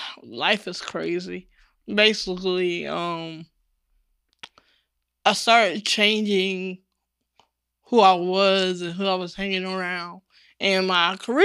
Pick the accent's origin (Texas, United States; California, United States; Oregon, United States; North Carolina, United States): North Carolina, United States; Chapel Hill; now in Durham, United States; I was raised in Chapel Hill.